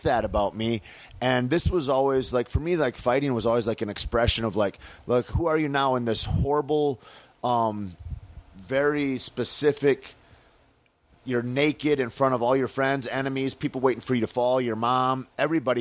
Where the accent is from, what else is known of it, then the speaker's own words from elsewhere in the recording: Michigan, United States; moved away; November 15th is such a big deal in my hometown